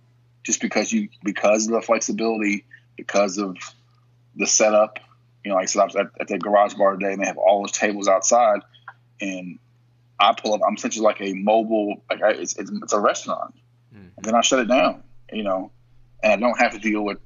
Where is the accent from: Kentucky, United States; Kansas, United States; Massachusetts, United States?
Kentucky, United States; also born or lived in Pittsburgh; I was from Kentucky.